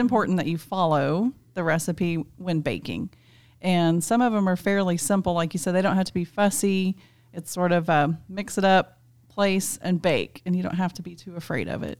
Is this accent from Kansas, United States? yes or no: yes; South Central Kansas, United States; As a kid, I grew up in South Central Kansas, r, very rural, very remote.